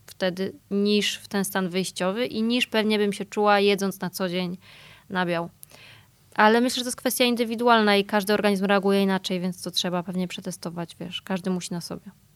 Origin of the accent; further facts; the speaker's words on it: Poland; ja się urodziłam i wychowałam w takim typowo polskim domu